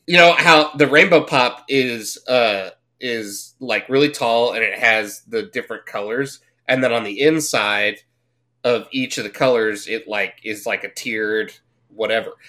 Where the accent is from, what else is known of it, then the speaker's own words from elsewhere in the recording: Fort Worth, Texas, United States; I grew up in Fort Worth